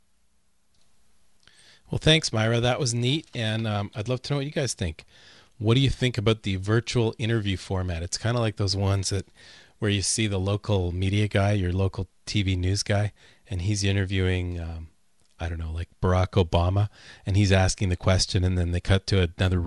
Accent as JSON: {"language": "English", "country": "Canada", "moved": "yes", "said": "We're both Canadians"}